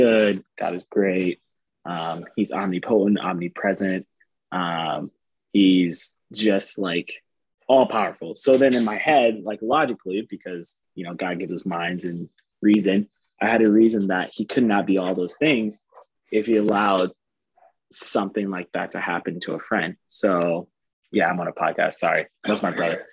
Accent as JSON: {"language": "English", "town": "East Lansing", "region": "Michigan", "country": "United States", "tie": "born or raised there", "moved": "yes", "lives_now": "Fort Wayne, United States", "said": "Growing up, I'm not from Fort Wayne, so I'm from Lansing, Michigan, East Lansing area."}